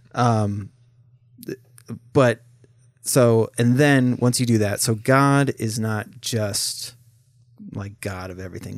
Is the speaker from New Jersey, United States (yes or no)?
no; St. Helens, Oregon, United States; we grew up in Oregon